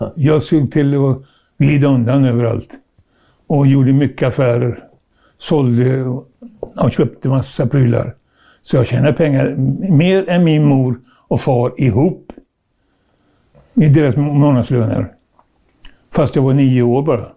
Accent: Trollhättan, Västra Götaland, Sweden; jag föddes i Trollhättan

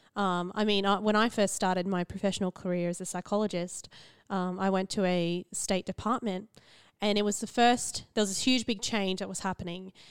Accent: central Queensland, Australia; I grew up in the central Queensland

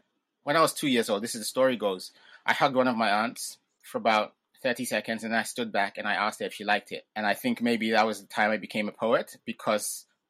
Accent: England, United Kingdom; born there; first language Ga; So I grew up pretty much bilingual. So my parents spoke Ga with me at home. And because I was born in England, outside of the home and on TV, there was English.

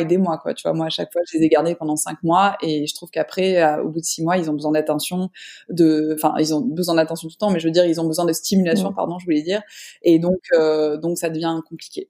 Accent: Avignon, Provence-Alpes-Côte d'Azur, France; now in Marseille, France; moi je suis sudiste, mais je suis pas de Marseille là-bas je suis d'Avignon, enfin entre Avignon et saint de Provence

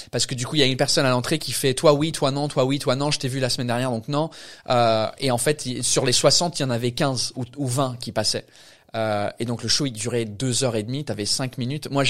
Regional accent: England, United Kingdom; accent: English; pour un anglais c'est bizarre parce que notre accent il n'est pas vraiment cute pour nous mais aux États-Unis, tu vas là-bas, tu ouvres ta bouche en tant qu'anglais, c'est fini.

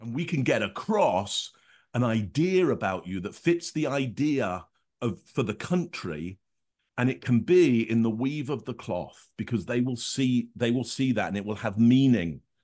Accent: Northampton, East Midlands, United Kingdom; I grew up in Northampton, which is sixty miles north of London, up the M one

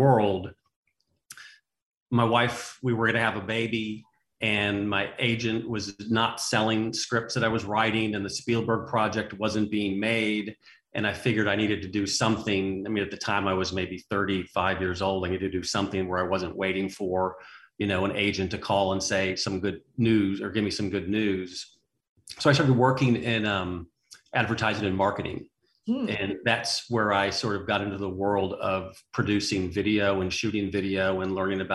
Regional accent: Chicago, Illinois, United States; moved away as an adult; also born or lived in Northern California / Arkansas / Southern California / Evansville, Indiana; now in Pass Christian, Mississippi, United States; I'm originally from the Chicago area

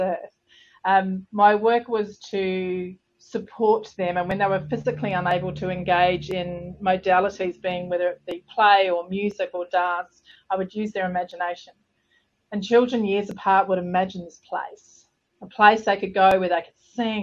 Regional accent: Southland, New Zealand; moved away as an adult; also born or lived in London, United Kingdom; now in Australia; I'm a Kiwi girl. So I was born in the depths of Southland in New Zealand.

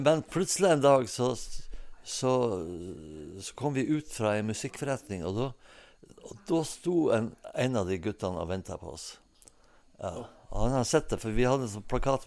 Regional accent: Hemnesberget, Nordland, Norway; Jeg er født og oppvokst eh, på 50-tallet på Hemnesberget

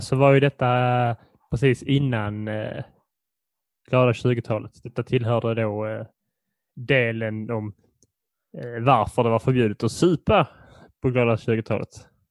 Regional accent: Poland; jag som polack

